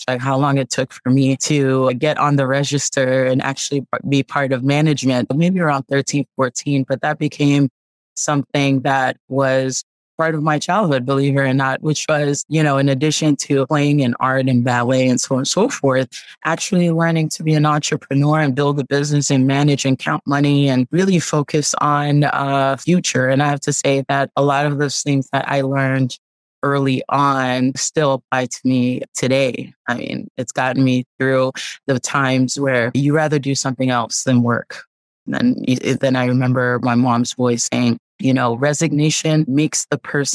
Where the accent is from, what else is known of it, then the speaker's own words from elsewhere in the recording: Haiti; now in United States; I grew up on the Caribbean island of Haiti.